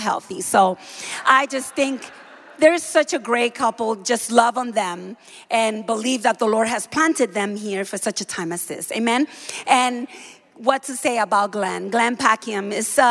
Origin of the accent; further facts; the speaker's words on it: Dominican Republic; moved away; I am from the Dominican Republic. I am from a Caribbean island.